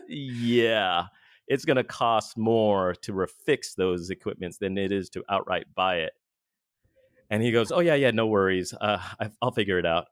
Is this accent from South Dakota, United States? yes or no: no; Southern California, United States; now in Boston, United States; I'm originally from Southern California, but right now I currently reside in Boston